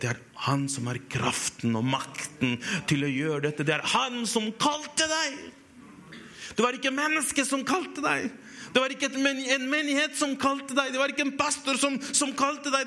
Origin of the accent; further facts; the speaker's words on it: Chile; now in Hamar, Norway; jeg kommer fra Chile